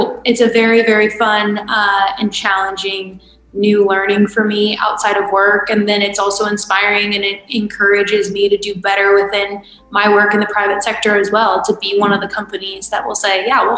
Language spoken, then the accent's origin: English; California, United States; now in Georgia, United States; my home state of California